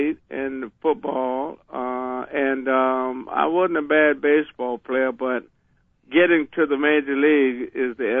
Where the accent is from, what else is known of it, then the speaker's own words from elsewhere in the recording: Lacoochee, Florida, United States; I was a little ragged kid from La Cucci, Florida